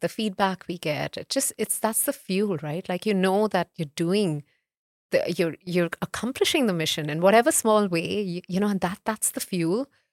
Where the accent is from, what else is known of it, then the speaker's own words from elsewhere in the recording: Mumbai, Maharashtra, India; also born or lived in North India; I'm, I'm North Indian by, um, heritage, but I grew up in, in, um, in Bombay